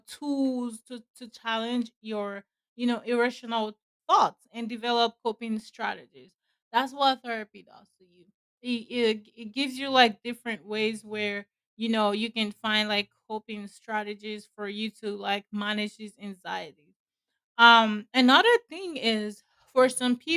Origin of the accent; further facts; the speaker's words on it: Nigeria; where I'm from, I'm a Nigerian